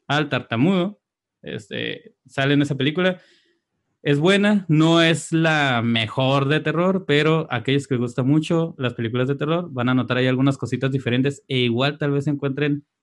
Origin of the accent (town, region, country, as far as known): Mexico